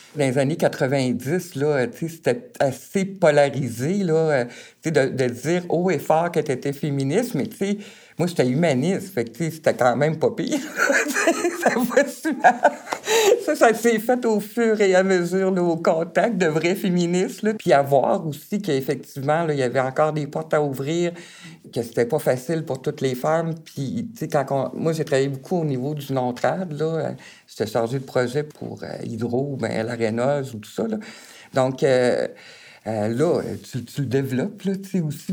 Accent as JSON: {"language": "French", "town": "Baie-Comeau", "region": "Quebec", "country": "Canada", "said": "sur la Côte-Nord, je viens vraiment de Bécamo"}